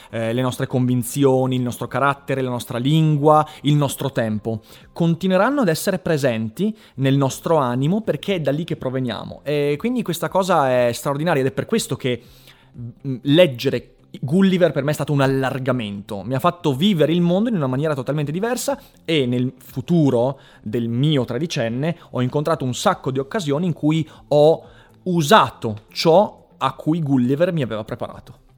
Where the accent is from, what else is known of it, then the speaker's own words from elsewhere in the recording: Vicenza, Veneto, Italy; a me che sono un vicentino di 13 anni